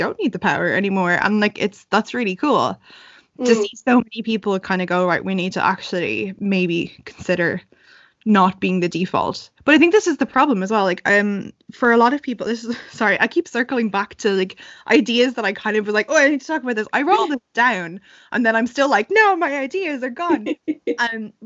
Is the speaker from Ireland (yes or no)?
yes; Ireland; growing up in Ireland, there were two people of color in my whole school